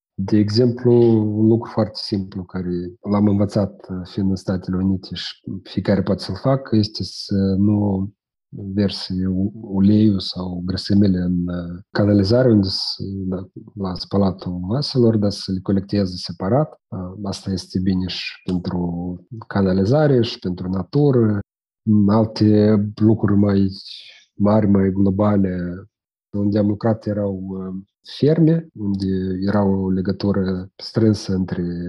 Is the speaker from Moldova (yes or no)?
yes; Moldova